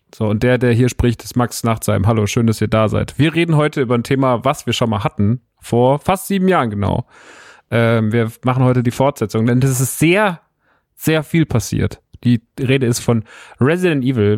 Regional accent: Rodgau, Hesse, Germany; moved away; in Rottgau, meiner alten Heimat

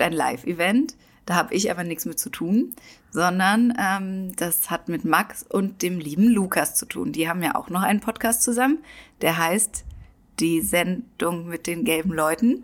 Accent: Germany; für uns in Deutschland

